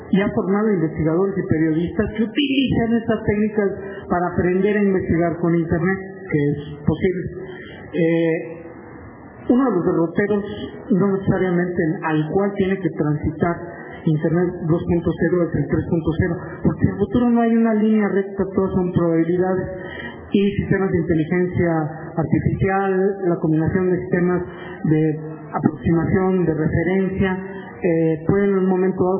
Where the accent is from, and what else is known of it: Mexico